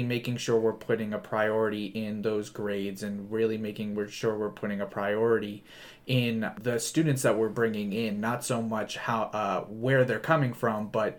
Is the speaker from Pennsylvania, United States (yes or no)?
no; New Jersey, United States; I'm from New Jersey.